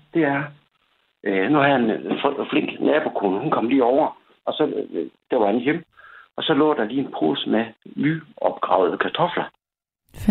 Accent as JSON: {"language": "Danish", "area": "North Jutland", "region": "North Denmark Region", "country": "Denmark", "said": "Vi kommer fra Nordjylland"}